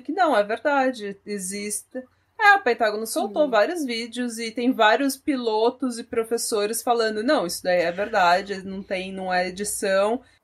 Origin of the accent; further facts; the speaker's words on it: Brazil; now in Norway; sou do Brasil